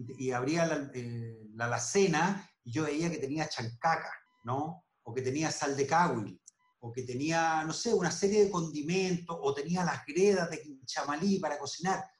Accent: Chile; como chilenos

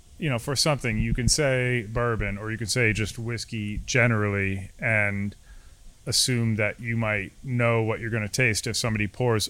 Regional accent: Albany, New York, United States; also born or lived in Clifton Park, New York; I'm from Albany, you know, so just like 30 minutes north of or south of here.

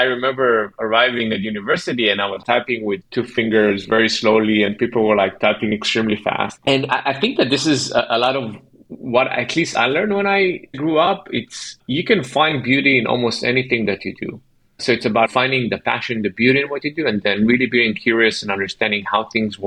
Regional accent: Ashdod, Southern District, Israel; moved away; I'm from Israel originally, and I grew up in a city called Ashdod

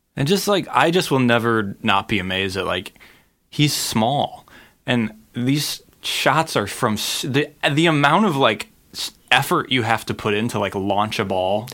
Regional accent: Cleveland, Ohio, United States; now in Los Angeles, United States; my hometown of Cleveland, Ohio

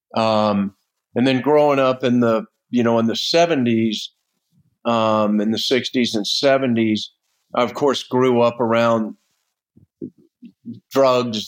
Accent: Florida, United States; I grew up in Florida on the beach. My family homesteaded down there in the 1800s

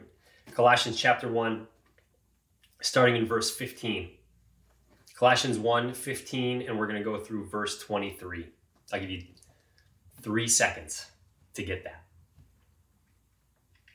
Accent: Cleveland, Ohio, United States; I'm from Cleveland.

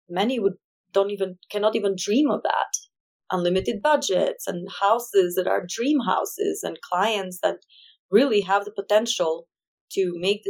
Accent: Albania; English is a second language; moved away as an adult; now in Wyoming, United States; I come from a very small country with 3 million people total.

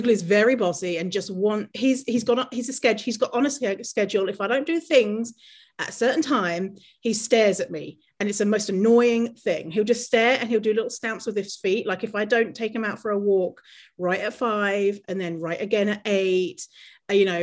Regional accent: United Kingdom; moved away as an adult; now in Canada; I grew up in poverty in the city voted in the UK the worst city to live.

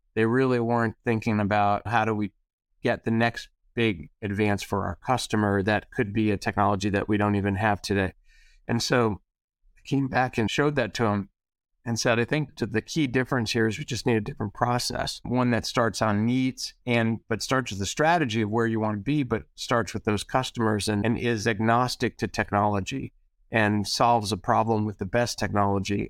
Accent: East Coast, United States; I grew up on the East Coast

